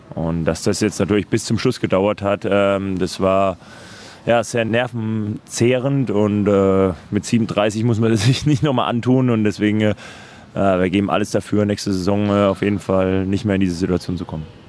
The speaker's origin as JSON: {"language": "German", "town": "Würzburg", "region": "Bavaria", "country": "Germany", "tie": "born or raised there", "moved": "yes", "said": "in Würzburg in meiner Heimat"}